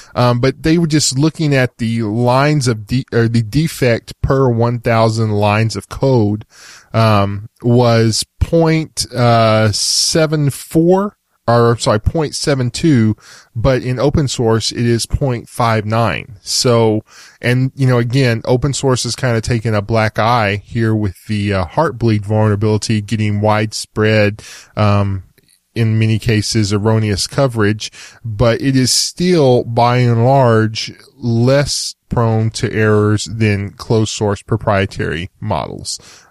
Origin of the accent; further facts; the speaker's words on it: Texas, United States; I'm from Texas.